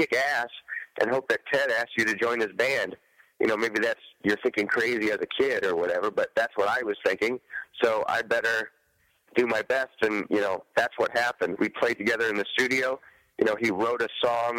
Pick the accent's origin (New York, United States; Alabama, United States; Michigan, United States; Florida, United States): Michigan, United States; Detroit; growing up in Detroit.